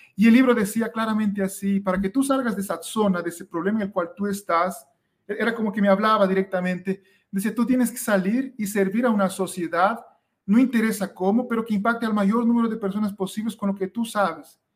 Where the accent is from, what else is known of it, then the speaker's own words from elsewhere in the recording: Ecuador; yo soy de Ecuador